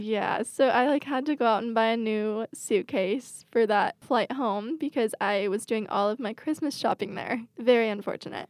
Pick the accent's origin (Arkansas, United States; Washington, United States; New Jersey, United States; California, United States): Washington, United States; I grew up in Washington.